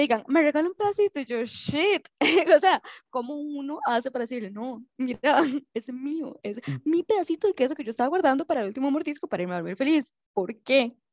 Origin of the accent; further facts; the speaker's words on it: Costa Rica; nosotros somos de Costa Rica